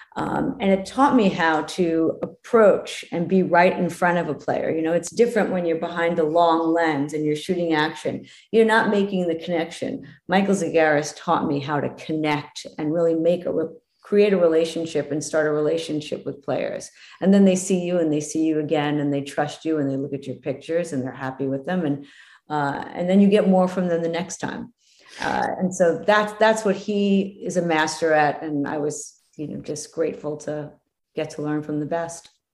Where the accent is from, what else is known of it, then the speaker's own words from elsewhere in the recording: East Coast, United States; now in West Coast, United States; I'm from the East Coast